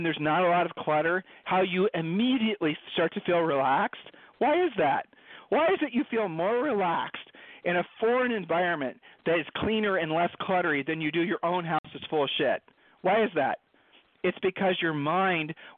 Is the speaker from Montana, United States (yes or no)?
no; Columbus, Ohio, United States; Julie and I were growing up in Columbus, Ohio.